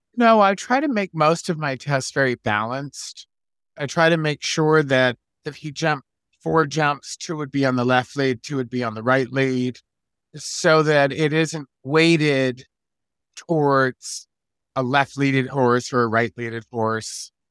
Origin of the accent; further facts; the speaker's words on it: Locust Valley, New York, United States; now in California, United States; I grew up in Locust Valley, New York